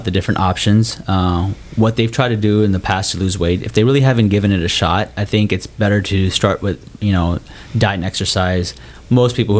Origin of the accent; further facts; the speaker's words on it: Cincinnati, Ohio, United States; moved away as an adult; also born or lived in Minnesota / Cleveland, Ohio; now in Texas, United States; So I grew up in Ohio. Cincinnati